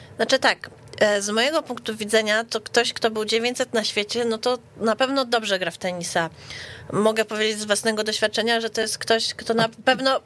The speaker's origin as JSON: {"language": "Polish", "town": "Warsaw", "region": "Masovian Voivodeship", "country": "Poland", "said": "U nas w Warszawie"}